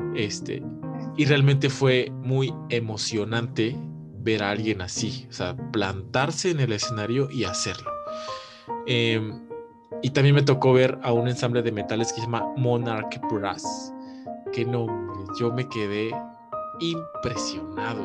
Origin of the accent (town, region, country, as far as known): Mexico; moved away